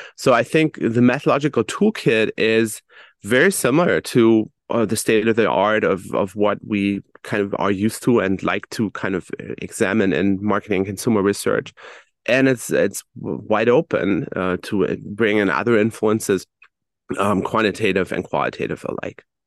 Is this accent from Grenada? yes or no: no; Germany; I, for instance, was born and raised in Germany